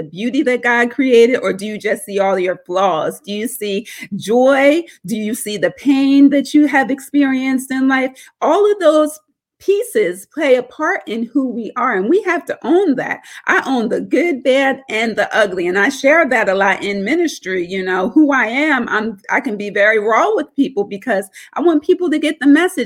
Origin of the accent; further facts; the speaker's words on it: Norristown, Pennsylvania, United States; But that's where I grew up. And I grew up in a small town called Norristown.